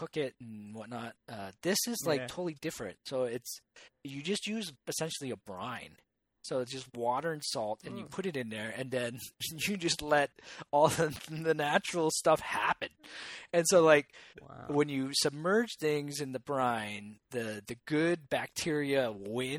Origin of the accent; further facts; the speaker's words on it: Canada; as a Canadian.